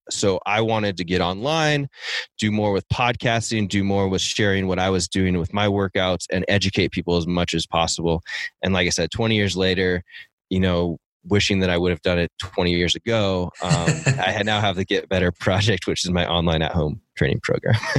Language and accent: English; Seattle, Washington, United States; moved away; I grew up in Seattle